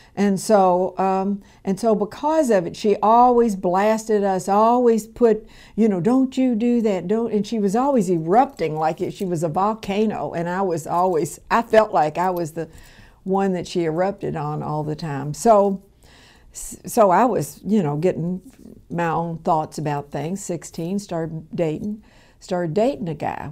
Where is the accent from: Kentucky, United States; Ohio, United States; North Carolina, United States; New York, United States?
Kentucky, United States; Louisville; I was born here in Louisville, Kentucky, in the South End.